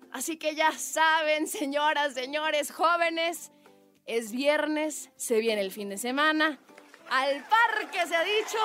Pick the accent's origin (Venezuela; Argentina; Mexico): Mexico; como mujer y como mexicana